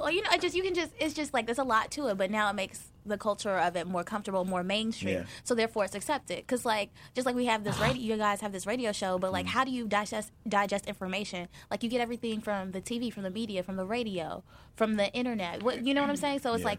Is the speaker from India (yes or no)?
no; the South, United States; We are from the South.